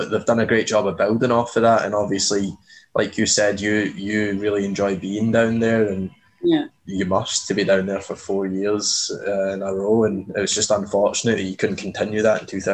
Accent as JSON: {"language": "English", "region": "Scotland", "country": "United Kingdom", "tie": "born or raised there", "moved": "yes", "lives_now": "Saskatchewan, Canada", "said": "growing up in Scotland and then obviously moving to Saskatchewan here"}